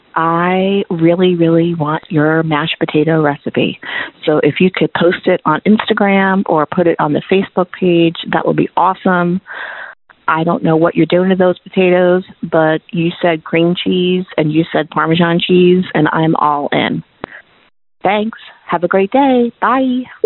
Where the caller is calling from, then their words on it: Spring Hill, Tennessee, United States; I'm calling from Spring Hill, Tennessee